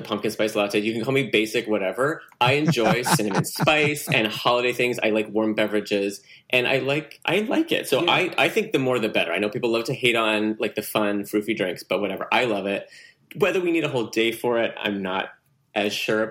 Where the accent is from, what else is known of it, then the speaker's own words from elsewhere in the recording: Portland, Oregon, United States; now in Los Angeles, United States; I grew up in Portland, Oregon